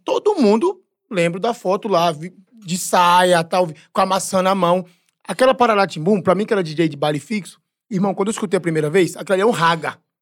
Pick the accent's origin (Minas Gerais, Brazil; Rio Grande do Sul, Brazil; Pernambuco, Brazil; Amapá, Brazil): Pernambuco, Brazil; now in São Paulo, Brazil; eu sou pernambucano mesmo